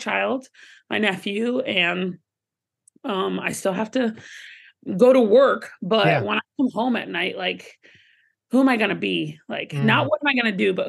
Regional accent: Atlanta, Georgia, United States; growing up in Atlanta, Georgia and the South, like it was a lot of yes, ma'am

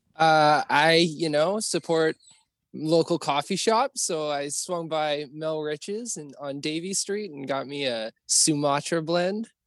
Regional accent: Stony Plain, Alberta, Canada; now in Vancouver, Canada; I'm from like a pretty small town outside of Edmonton, um, but like 45 minutes west of Edmonton. I grew up on an acreage as an only child

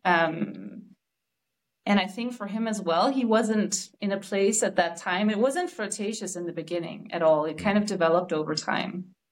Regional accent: Denmark; I'm from Denmark

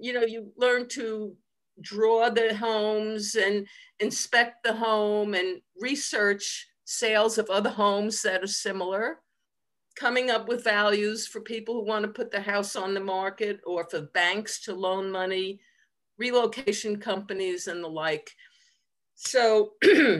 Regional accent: Long Island, New York, United States; moved away as an adult; also born or lived in Nassau County; I grew up on Long Island, which is outside of New York City

